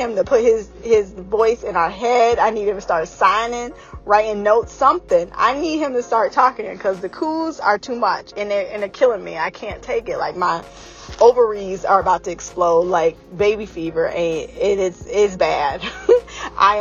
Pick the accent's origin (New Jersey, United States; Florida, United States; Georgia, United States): Georgia, United States; moved away; also born or lived in North Carolina; I'm from the South. So I feel like we know fried chicken. I was born in Georgia. I had a lot of my adolescent life in Georgia and in North Carolina